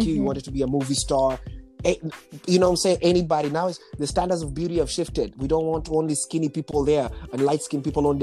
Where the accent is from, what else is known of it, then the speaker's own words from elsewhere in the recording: Nairobi, Kenya; moved away; I was born in Nairobi, Kenya